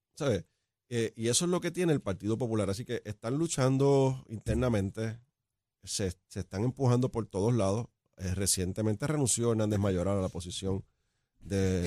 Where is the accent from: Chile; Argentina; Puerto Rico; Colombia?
Puerto Rico